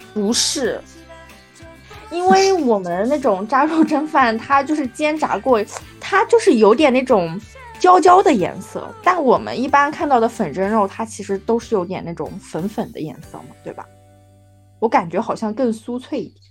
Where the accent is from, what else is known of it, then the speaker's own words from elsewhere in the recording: Wuhu, Anhui, China; now in Shanghai, China; 我的家乡是一个以前可能没有什么存在感嗯。但是现在非常有名的城市就是安徽芜湖